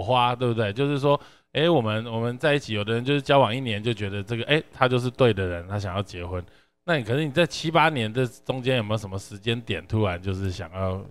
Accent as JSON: {"language": "Chinese", "region": "Yunlin County", "country": "Taiwan", "said": "就是因为你知道我们都是云林人嘛"}